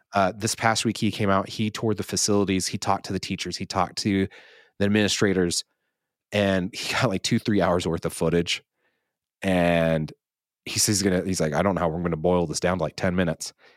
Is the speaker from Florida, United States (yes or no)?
no; the Basin, Utah, United States; we have people moving to my hometown, to the basin